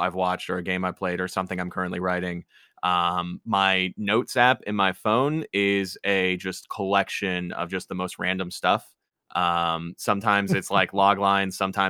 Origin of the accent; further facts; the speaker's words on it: Westfield, Indiana, United States; moved away as an adult; now in Los Angeles, United States; I'm from Westfield, Indiana. Grew up there for half my life.